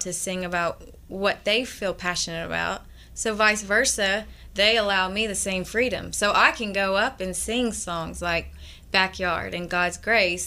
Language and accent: English; Atlanta, Georgia, United States; moved away as an adult; now in New Orleans, United States; my hometown, in Atlanta